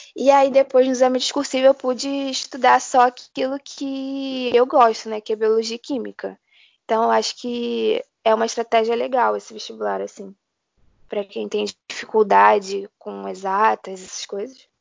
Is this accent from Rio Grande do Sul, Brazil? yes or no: no; Rio de Janeiro, Brazil; eu sou do Rio de Janeiro